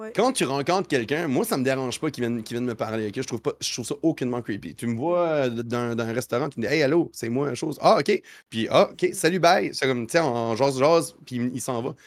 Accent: New Brunswick, Canada; moved away as an adult; now in Quebec City, Canada; je suis un, Acadien. J'ai grandi au Nouveau-Brunswick. je suis déménagé maintenant à Québec

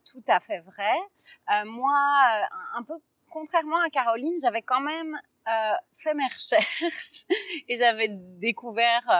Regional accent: Belgium; je suis pas, suis pas français, je viens de Belgique.

